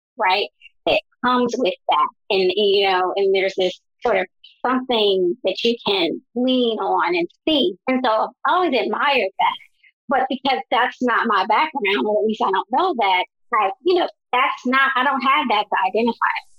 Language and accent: English; Chicago, Illinois, United States; I am from Chicago, and my family migrated from North Carolina to Chicago